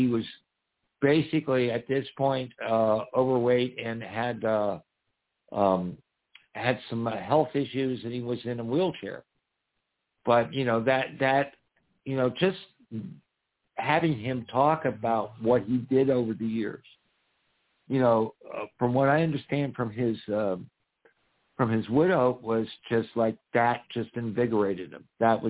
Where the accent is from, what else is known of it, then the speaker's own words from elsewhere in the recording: Bradford, Pennsylvania, United States; because I grew up in Bradford, Pennsylvania. Bradford is very, very rural. The deer outnumber the amount of humans in the county.